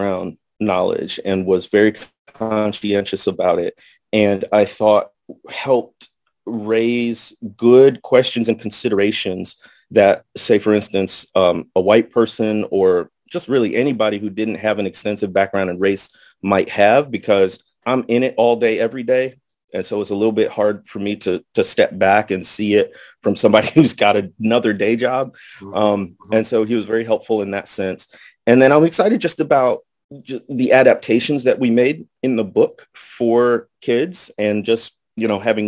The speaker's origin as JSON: {"language": "English", "region": "Midwest", "country": "United States", "tie": "born or raised there", "also_born_or_lived": "Indiana / Jackson, Mississippi / Arkansas Delta", "moved": "as an adult", "lives_now": "Arkansas, United States", "said": "I grew up in the Midwest, went to Notre Dame in Indiana for college."}